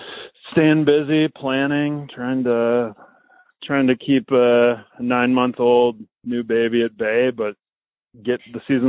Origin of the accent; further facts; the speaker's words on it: Minnesota, United States; moved away as an adult; also born or lived in Wisconsin; now in Missoula, United States; I was raised in Minnesota. Been in Montana since 98.